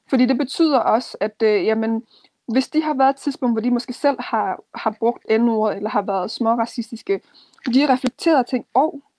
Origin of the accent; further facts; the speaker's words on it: Denmark; jeg er opvokset her i Danmark, øh, og jeg er dansk, men min rødder er stadigvæk afrikansk. Så jeg er dansk-afrikansk, jeg er afrikansk-dansk.